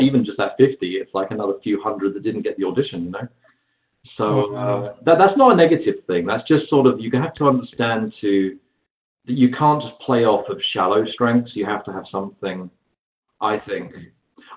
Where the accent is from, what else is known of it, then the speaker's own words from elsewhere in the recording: London, United Kingdom; moved away as an adult; also born or lived in San Diego, United States; now in Los Angeles, United States; I was the only British actor in the whole city